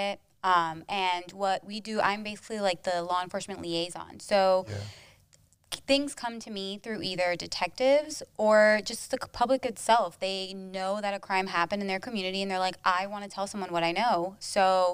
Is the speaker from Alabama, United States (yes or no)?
no; Naples, Florida, United States; now in West Palm Beach, United States; I'm originally from Naples, Florida. It's on the other coast